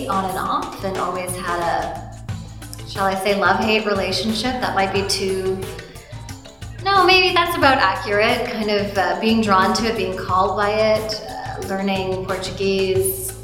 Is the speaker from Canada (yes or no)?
yes; Canada; I was born here in Canada, but my parents immigrated here from Guyana